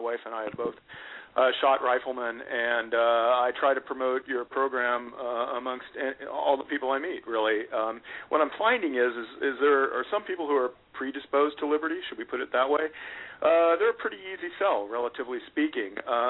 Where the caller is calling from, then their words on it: Portland, Oregon, United States; Actually, I'm calling from Portland, Oregon